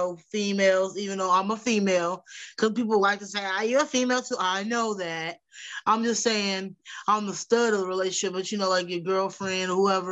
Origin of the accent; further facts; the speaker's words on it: Wichita, Kansas, United States; I'm from Wichita, Kansas